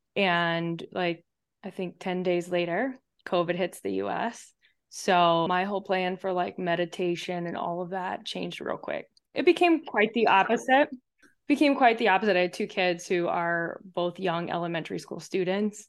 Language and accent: English; St. Louis, Missouri, United States; moved away as an adult; also born or lived in Chapel Hill, North Carolina; now in Chicago, United States; I grew up in Saint Louis.